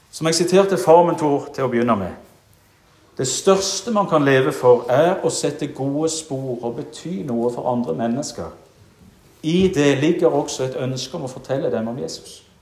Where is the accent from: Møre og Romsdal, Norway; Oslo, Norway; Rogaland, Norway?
Rogaland, Norway; Jæren; moved away; da var jeg aktiv i det kristne ungdomsarbeidet hjemme på Jæren